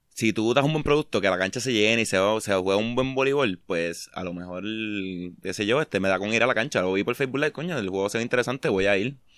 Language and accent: Spanish; Mayagüez, Puerto Rico; y juegan con Mayagüez, pues yo soy de Mayagüez, yo quiero ver el juego, yo no puedo ir a Cagua.